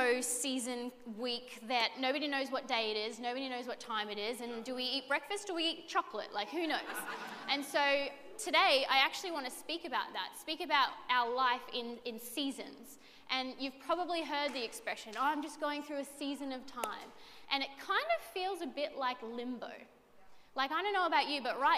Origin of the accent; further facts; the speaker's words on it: Redcliffe, Queensland, Australia; I'm actually born and bred in Redcliffe